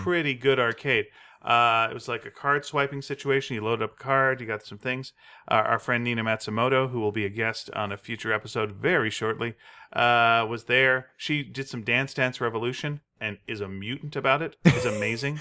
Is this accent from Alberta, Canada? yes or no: no; North Delta, British Columbia, Canada; we grew up in North Delta